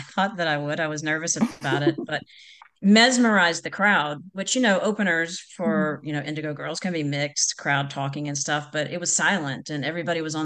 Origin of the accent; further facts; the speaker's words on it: Mississippi, United States; I was from Mississippi